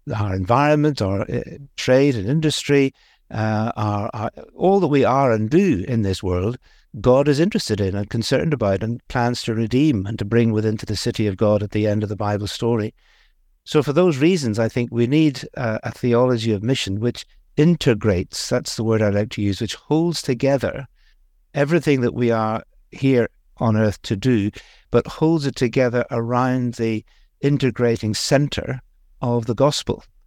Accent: Belfast, Northern Ireland, United Kingdom; accent: Northern Irish; moved away; also born or lived in India; the bit of the accent comes from Northern Ireland. I grew up in Belfast, a Belfast boy, really

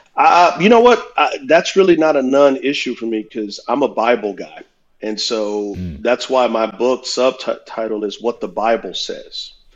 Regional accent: United States; I love being an American

